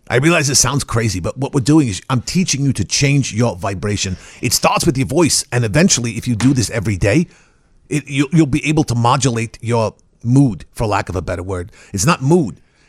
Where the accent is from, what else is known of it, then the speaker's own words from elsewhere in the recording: United States; Well, no, I'm originally from the United States, but I studied in Prague for my doctorate.